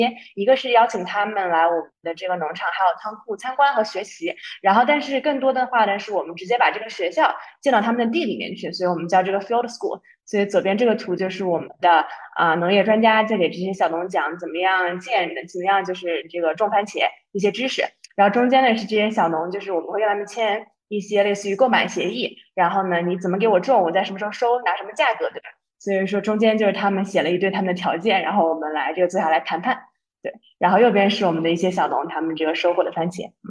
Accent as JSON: {"language": "Chinese", "country": "China", "moved": "as an adult", "lives_now": "Ethiopia", "said": "因为我们公司就之前只有我一个外国人，现在我又招了一个埃塞的同事，但还是只有我一张，就是一个中国人。"}